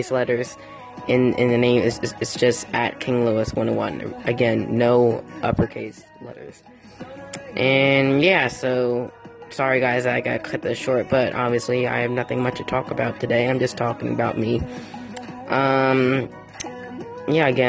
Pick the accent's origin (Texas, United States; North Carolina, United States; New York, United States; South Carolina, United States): New York, United States; I'm from New York